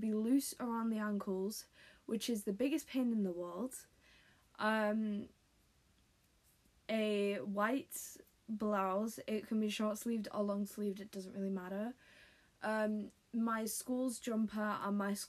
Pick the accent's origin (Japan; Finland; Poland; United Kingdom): United Kingdom; accent: British; If you couldn't tell by my accent, I am British.